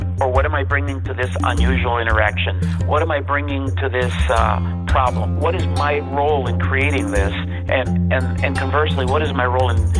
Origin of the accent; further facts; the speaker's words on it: Detroit, Michigan, United States; also born or lived in Mexico; I was born in Mexico originally and came here as a young boy. I was about 9 or 10 when I came here, and we settled in Michigan. Specifically, we settled in Detroit.